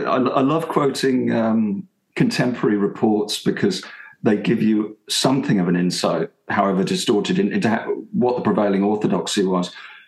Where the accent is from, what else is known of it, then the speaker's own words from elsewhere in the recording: Portsmouth, South East England, United Kingdom; now in London, United Kingdom; I'm from Portsmouth